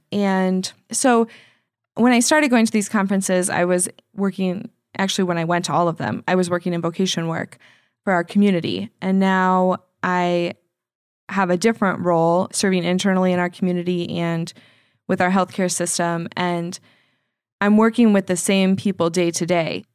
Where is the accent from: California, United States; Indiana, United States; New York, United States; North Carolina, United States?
Indiana, United States; Indianapolis; moved away; I do love Indy. Um, it's my hometown